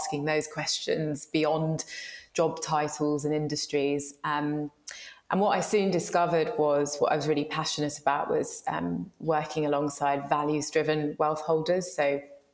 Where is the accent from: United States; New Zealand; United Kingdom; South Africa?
United Kingdom; London; I'm a very proud Londoner. I grew up in Shepherd's Bush and Hammersmith sort of area.